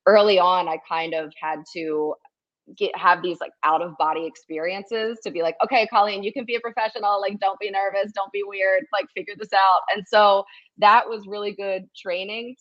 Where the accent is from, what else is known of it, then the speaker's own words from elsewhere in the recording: Horsham, Pennsylvania, United States; moved away; also born or lived in Philadelphia, Pennsylvania; I grew up in Horsham. So like Fort Washington area